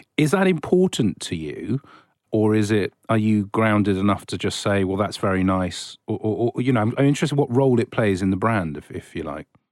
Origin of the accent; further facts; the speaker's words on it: England, United Kingdom; I'm just an English person